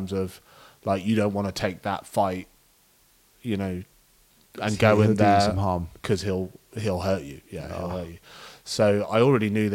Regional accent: England, United Kingdom; as an Englishman

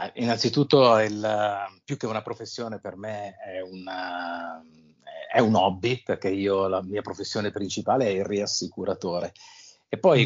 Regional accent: L'Aquila, Abruzzo, Italy; io sono nato all'Aquila

